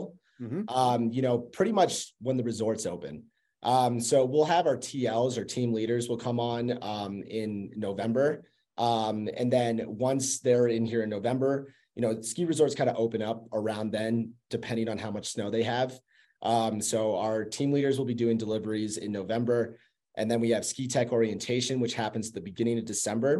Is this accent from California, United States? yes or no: no; Burlington, Vermont, United States; moved away as an adult; I'm originally from Burlington, Vermont. Grew up skiing, been skiing since I was 2 years old. Moved out here for college back in 2014 and just never went back